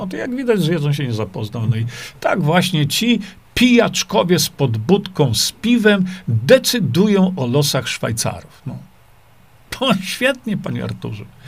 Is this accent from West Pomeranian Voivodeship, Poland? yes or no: no; Świdnik, Lublin Voivodeship, Poland; Tam się wychowałem